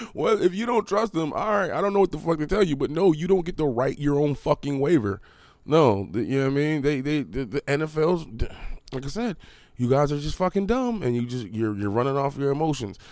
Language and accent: English; Harrisburg, Pennsylvania, United States; I'm from Harrisburg